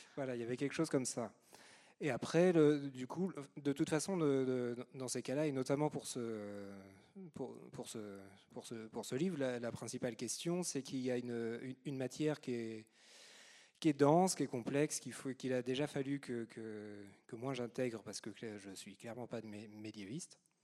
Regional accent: Normandy, France; je suis normand

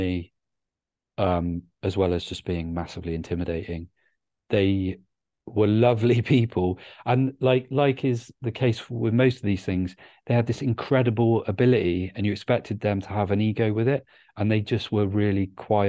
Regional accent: Bristol, South West England, United Kingdom; moved away as an adult; also born or lived in Cardiff; I'm from Bristol, but I spent good 4 years of my life immersed in the Cardiff hip hop scene when I was at university.

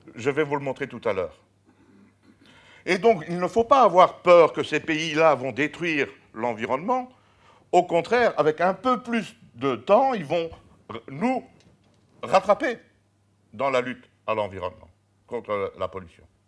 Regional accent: Charleroi, Wallonia, Belgium; je suis né à Charleroi

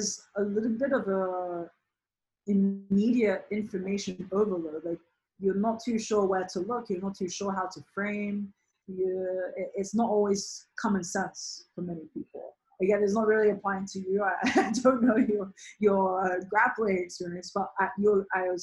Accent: United Kingdom; now in New York, United States; I'm British by birth

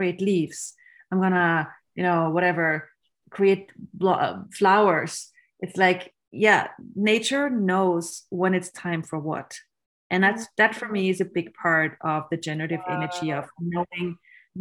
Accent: Austria; I grew up in Austria, which is a country where you learn to be very efficient and very judgmental

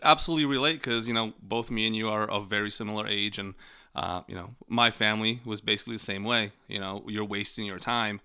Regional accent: Poland; moved away; the farm I grew up in Poland

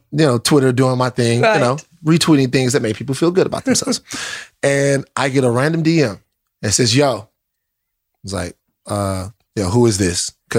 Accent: Baton Rouge, Louisiana, United States; Baton Rouge, Louisiana.

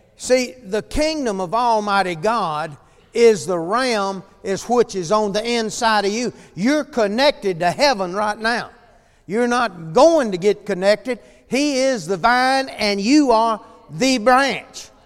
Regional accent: El Dorado, Arkansas, United States; I grew up here in El Dorado

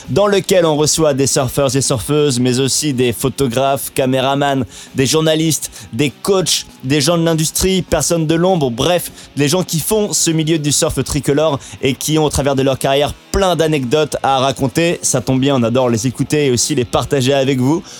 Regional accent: Réunion; je suis originaire de la Réunion

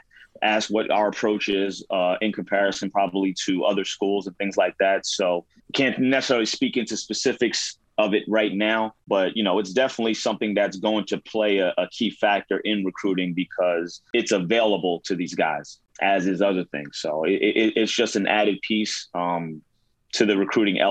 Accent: Jersey City, New Jersey, United States; I'm from Jersey City

